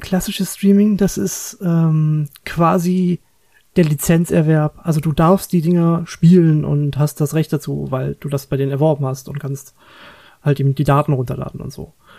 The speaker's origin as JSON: {"language": "German", "country": "Germany", "said": "bei uns in Deutschland"}